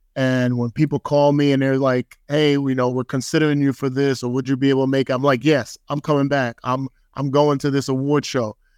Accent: Bayonne, New Jersey, United States; moved away; growing up in Bayonne, New Jersey

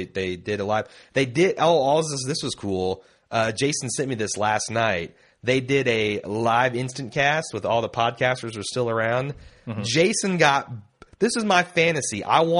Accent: Ireland; I'm Irish, meaning I was born and raised in Ireland, and Irish people tend to be pretty good at spotting different accents and spoken English.

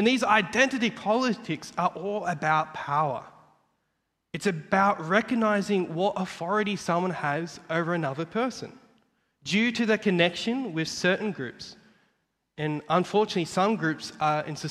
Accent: Australia; I was born in Australia and I'm a student that's studying at Moore Theological College

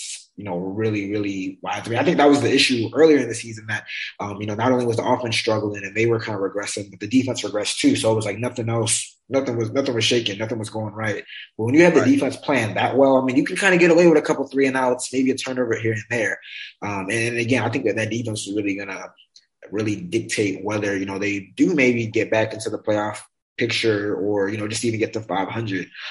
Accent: Baltimore, Maryland, United States; I'm from Baltimore

